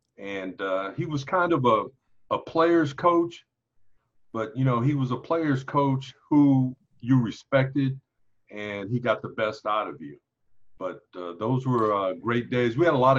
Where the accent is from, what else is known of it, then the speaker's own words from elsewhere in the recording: Los Angeles, California, United States; There's only one high school in LA, and that's Dorsey High School.